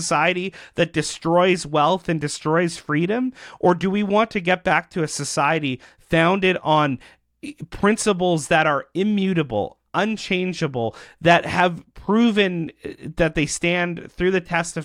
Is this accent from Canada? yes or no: yes; Canada; as Canadians